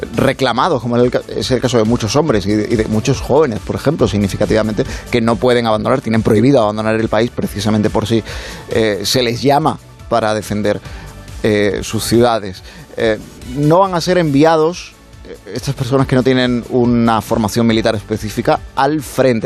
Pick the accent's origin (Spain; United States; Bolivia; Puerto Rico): Spain; nos suministran aquí en España